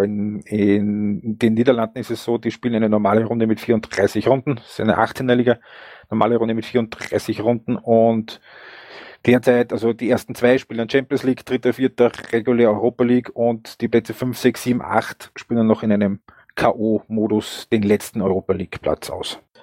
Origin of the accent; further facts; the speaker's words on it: Upper Austria, Austria; ich bin ein Oberösterreicher